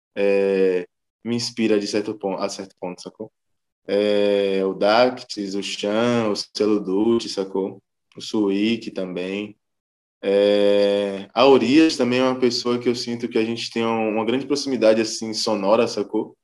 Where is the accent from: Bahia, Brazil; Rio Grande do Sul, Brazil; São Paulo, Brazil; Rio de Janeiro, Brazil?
Bahia, Brazil; Salvador; sou baiano, sou terapolitano Cheio de dendê na veia